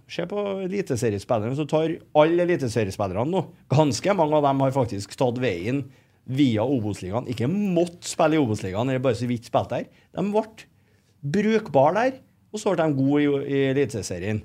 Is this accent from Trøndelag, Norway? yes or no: yes; Trondheim, Trøndelag, Norway; Jeg er jo fra Heimdal